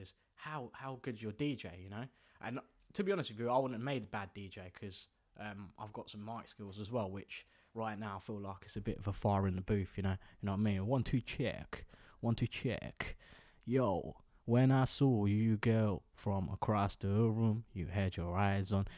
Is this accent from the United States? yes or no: no; the south of England, United Kingdom; also born or lived in Bolton; growing up in, um, down south, I grew up with, like, Indian lads